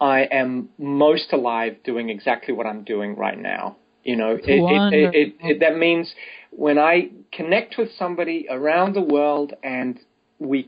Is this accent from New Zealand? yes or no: yes; New Zealand; moved away as an adult; also born or lived in Australia / United States / England / India; now in Berlin, Germany; I was born 21 years in New Zealand, but I've lived in three cities in Australia for 6 years.